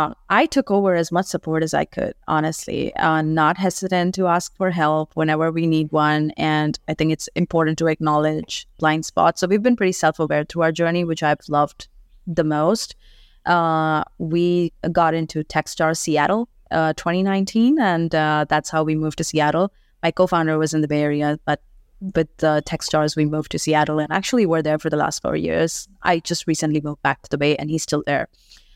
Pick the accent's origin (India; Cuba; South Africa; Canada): India; I'm from India, born and brought up there. My dad was in the armed forces, so traveled all across the country.